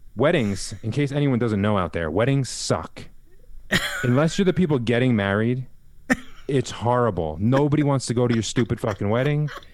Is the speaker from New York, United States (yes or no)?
yes; a little further east of Yonkers, New York, United States; we was born in Yonkers and we grew up a little further east